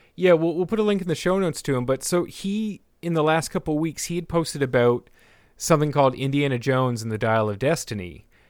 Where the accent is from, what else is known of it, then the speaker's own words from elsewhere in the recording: Canada; a Canadian who took a couple years of French, uh, or mandatory French in, in school